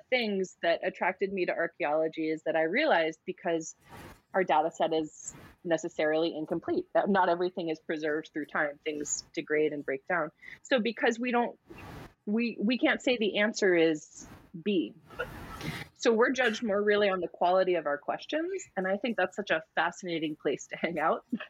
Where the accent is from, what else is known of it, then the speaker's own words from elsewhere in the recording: United States; I'm American.